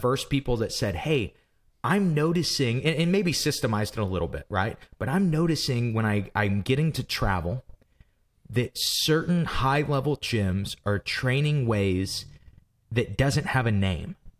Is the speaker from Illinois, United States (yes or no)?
yes; Granite City, Illinois, United States; we're from Granite City, Illinois